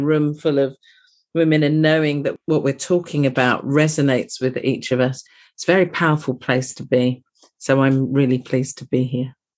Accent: United Kingdom; You can possibly tell from my accent that I'm from across the pond.

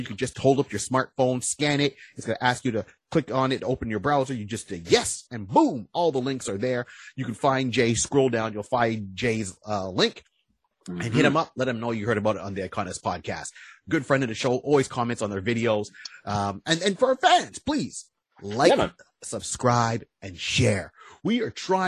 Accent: Canada; also born or lived in Ontario; We are the Canadian version of the Plastic Cup Boys or Blue Collar Comedy

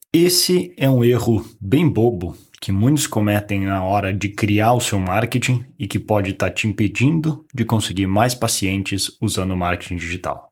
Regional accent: Caxias do Sul, Rio Grande do Sul, Brazil; moved away as an adult; also born or lived in Porto Alegre; eu sou de uma cidade do, do interior do Rio Grande do Sul, não é bem interior, é uma das maiores cidades do, do Rio Grande do Sul, que é Caxias do Sul

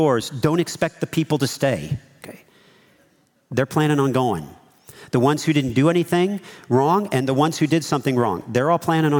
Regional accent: South Carolina, United States; moved away; also born or lived in California; I was from South Carolina

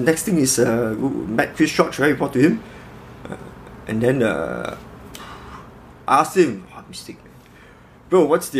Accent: Malaysia; I'm Malaysian local

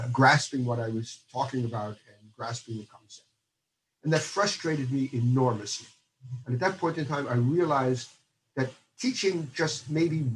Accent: United States; moved away as an adult; also born or lived in Stony Brook, New York; now in Netherlands; I was born in the United States, and I did my elementary and junior high school and my university there.

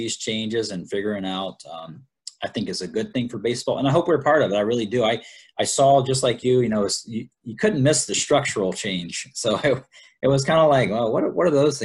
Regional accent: Columbia, South Carolina, United States; moved away as an adult; also born or lived in Salem, Virginia; now in Florida, United States; I grew up in Columbia, South Carolina

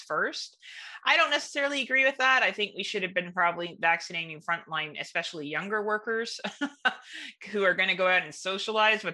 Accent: Canada

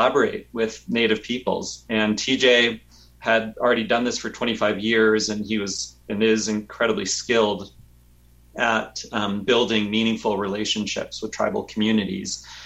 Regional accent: Tucson, Arizona, United States; I grew up in Tucson, Arizona

